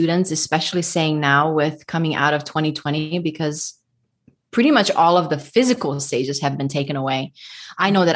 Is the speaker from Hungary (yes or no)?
yes; Budapest, Hungary; moved away as an adult; now in Nashville, United States; I am ethnic Hungarian. I was raised in Budapest, Hungary. And my husband and I moved to the States in 2007. And currently, we live just outside of Nashville